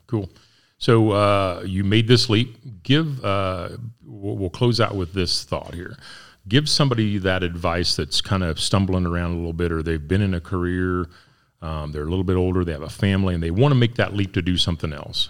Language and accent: English; Ness City, Kansas, United States; moved away; I'm from Ness City